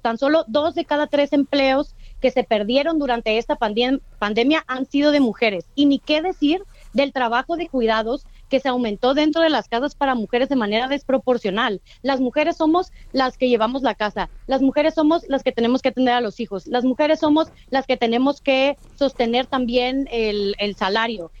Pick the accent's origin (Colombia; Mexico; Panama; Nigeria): Mexico; Mexico City; soy una morra chilanga